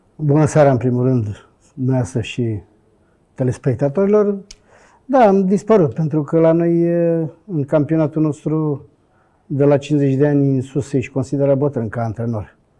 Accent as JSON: {"language": "Romanian", "region": "Bucharest", "country": "Romania", "tie": "born or raised there", "also_born_or_lived": "Brașov / Sfântu Gheorghe", "moved": "yes", "said": "sunt bucureștean"}